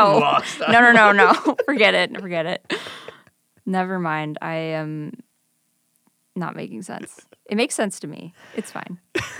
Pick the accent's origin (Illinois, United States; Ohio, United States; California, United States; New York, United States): Illinois, United States; Libertyville; now in Chicago, United States; I grew up in Libertyville.